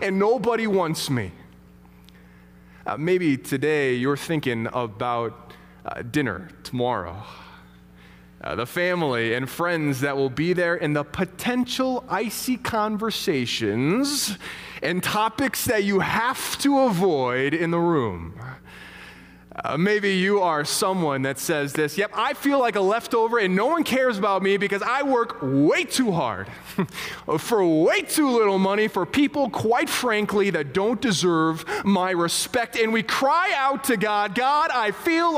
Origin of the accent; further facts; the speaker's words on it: St. Louis, Missouri, United States; moved away; We come from St. Louis originally. We got a lot of family down there